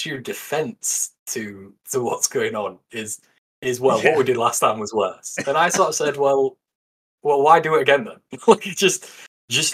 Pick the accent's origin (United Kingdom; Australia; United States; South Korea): United Kingdom; England; I'm an Englishman who plays Warhammer in England